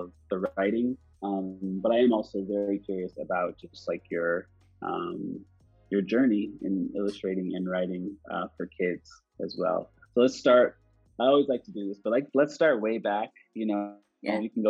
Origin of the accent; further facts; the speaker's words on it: Canada; I'm Canadian